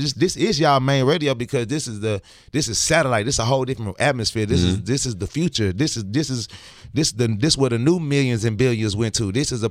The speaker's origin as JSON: {"language": "English", "region": "New York", "country": "United States", "said": "hey man, look here, I'm from New York"}